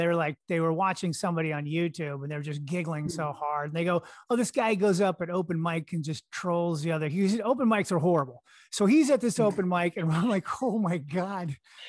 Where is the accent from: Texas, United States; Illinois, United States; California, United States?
California, United States; I'm from California.